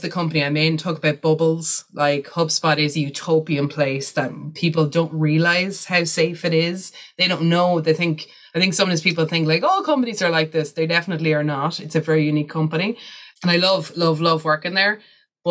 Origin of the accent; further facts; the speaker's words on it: Ireland; being an Irish white woman